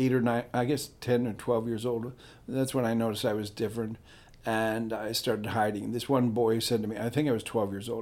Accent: Midwest, United States; moved away; I come from a church school in Midwest

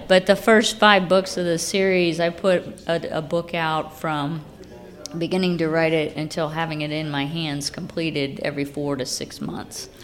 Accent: Lafayette, Indiana, United States; moved away as an adult; now in Muncie, United States; I grew up in Lafayette

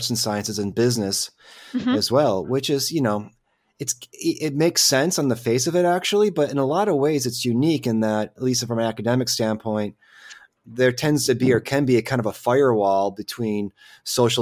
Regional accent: Grosse Pointe Park, Michigan, United States; I'm from Grosse Pointe Park

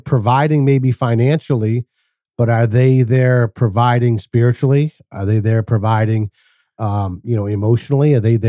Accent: Massachusetts, United States; I grew up in Massachusetts, and like all my Portuguese friends, my fathers were all carpenters.

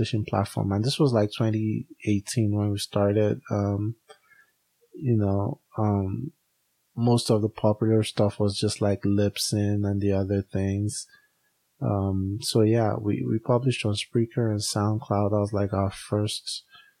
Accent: Nigeria; now in United States; We are both Africans. I'm Nigerian

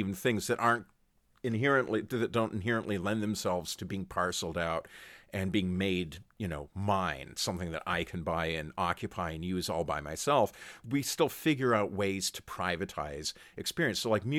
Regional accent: Canada; My experience, speaking as a Canadian, I never watched football on Thanksgiving.

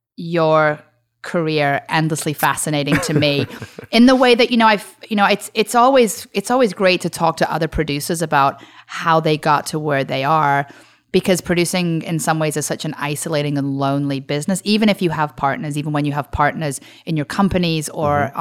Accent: Liverpool, North West England, United Kingdom; moved away as an adult; now in United States; grew up in Liverpool

